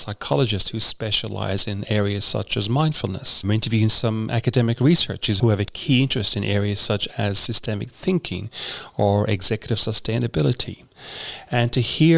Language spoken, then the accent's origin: English; Ireland; moved away as an adult; now in Australia; I grew up in Ireland.